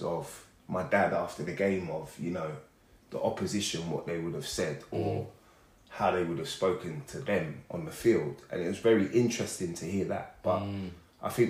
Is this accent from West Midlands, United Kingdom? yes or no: no; Hertfordshire, East of England, United Kingdom; I grew up in Hertfordshire. I didn't grow up in London.